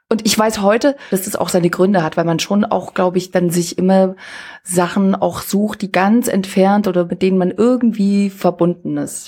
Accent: Switzerland; now in Rostock, Germany; Ich komme ja aus der Schweiz

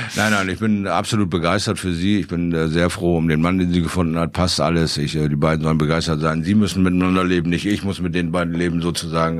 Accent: Bremerhaven, Bremen, Germany; now in Bremen, Germany; meiner alten Heimatstadt Bremerhaven.

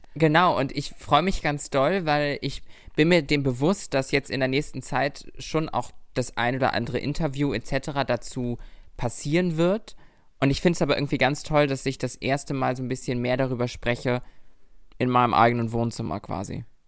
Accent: Lübeck, Schleswig-Holstein, Germany; moved away as an adult; now in Berlin, Germany; in meiner Heimat, in unserer Heimat

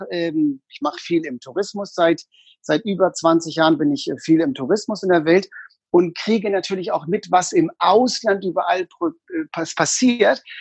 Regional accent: Hamburg, Germany; also born or lived in Berlin; Also ich habe 18 Jahre in Hamburg gelebt, dann habe ich 28 Jahre in Berlin gewohnt und bin dort in die Versicherungswirtschaft mit 19 gegangen.

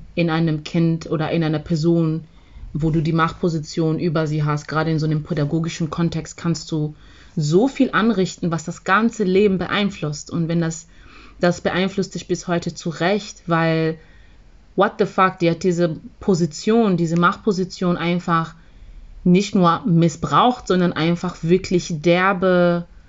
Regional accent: Zambia; moved away; ich bin ja in Sambia aufgewachsen

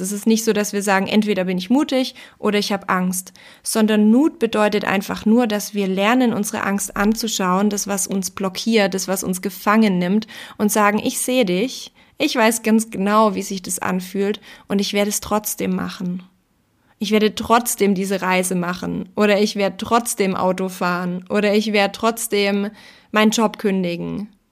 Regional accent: Austria; bei uns in Österreich

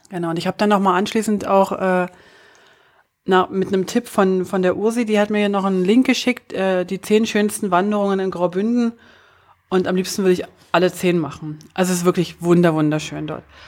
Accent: Germany; als Deutsche

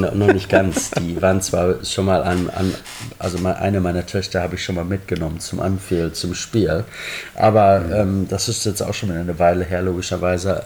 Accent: Germany; now in Liverpool, United Kingdom; als gebürtiger Deutscher und gebürtiger Borussia Dortmund-Fan

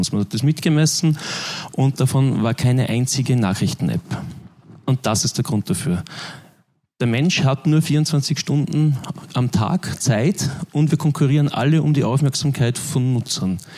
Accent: Linz, Upper Austria, Austria; also born or lived in Vienna; ich komme aus Linz, habe Jahre, Jahrzehnte lang eigentlich auch in Wien gewohnt

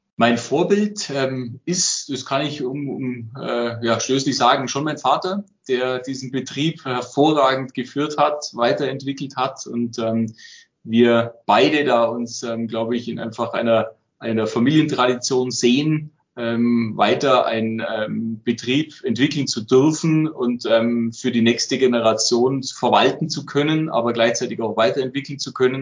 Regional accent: Allgäu, Bavaria, Germany; dass ich zurück ins Allgäu will

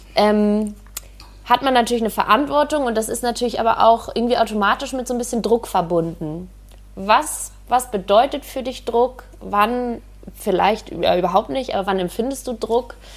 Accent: Hamburg, Germany; moved away; ich komme aus Hamburg ursprünglich

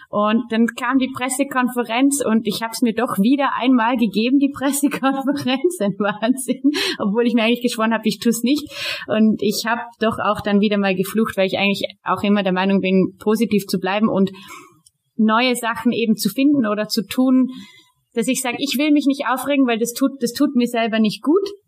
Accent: Austria; hier bei uns in Österreich

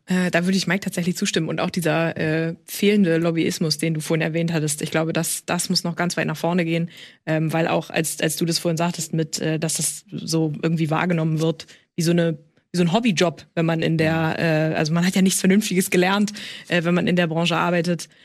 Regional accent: rural Schleswig-Holstein, Germany; ich bin mitten im Nirgendwo groß geworden, im schleswig-holsteinischen Land

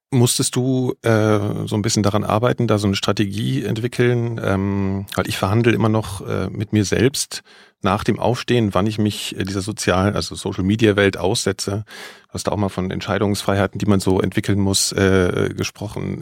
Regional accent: Frankfurt am Main, Hesse, Germany; also ich bin in Frankfurt am Main aufgewachsen

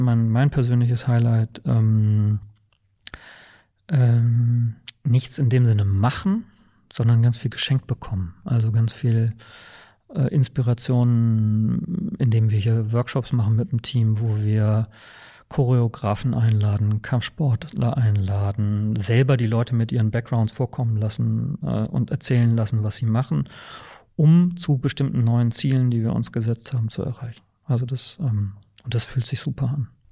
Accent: Bremen, Germany; accent: norddeutsch; moved away as an adult; also born or lived in Saarland / Hamburg / Witten/Herdecke / Aachen; now in Berlin, Germany; ich bin im Saarland geboren und in Bremen aber aufgewachsen. Das hört man wahrscheinlich auch in meiner Sprachfärbung, dass das noch so ein bisschen norddeutsch ist

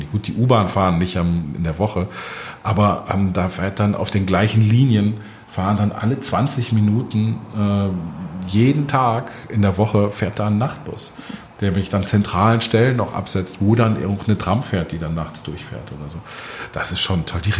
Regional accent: Berlin, Germany; Und man, man schimpft als Berliner ja immer gerne über die BVG.

